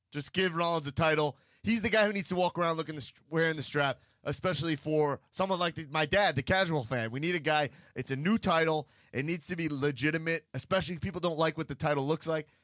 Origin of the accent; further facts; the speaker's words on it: New York, United States; as a New Yorker